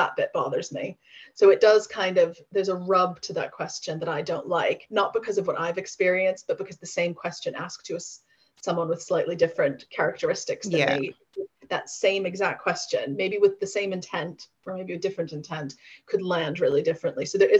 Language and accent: English; United States; American, although I'll be back in the US in August for 2 weeks. And then if you'd interviewed me then my accent would have been much broader then.